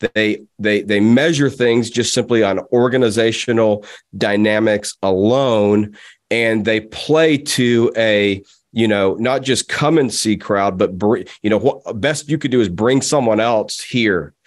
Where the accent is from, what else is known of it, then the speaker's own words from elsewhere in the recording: United States; I'm an American